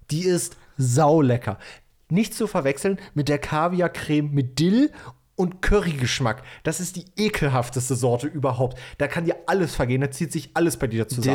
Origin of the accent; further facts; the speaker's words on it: Bautzen, Saxony, Germany; moved away; Ich habe dir ja aus meiner Heimat ein richtig geiles Set an Leckereien aus Bautzen mitgebracht